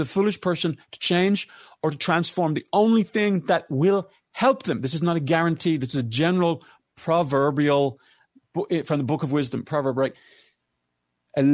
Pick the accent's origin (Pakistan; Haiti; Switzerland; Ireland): Ireland; And I'm your Irish brother.